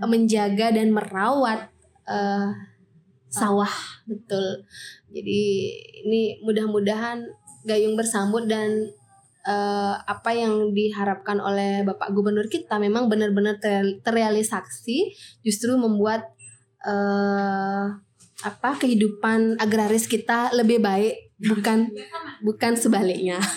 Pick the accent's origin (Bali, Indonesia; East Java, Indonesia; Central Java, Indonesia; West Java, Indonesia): Bali, Indonesia; dari dulu kita sudah uh, anut ya sudah kita jadikan landasan berpikir dalam kehidupan kita sehari-hari sebagai orang Bali gitu